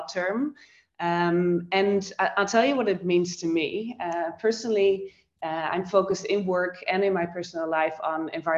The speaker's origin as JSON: {"language": "English", "country": "Netherlands", "tie": "born or raised there", "also_born_or_lived": "Amsterdam / Tokyo", "moved": "as an adult", "lives_now": "Sydney, Australia", "said": "I am born and raised in the Netherlands, in Europe"}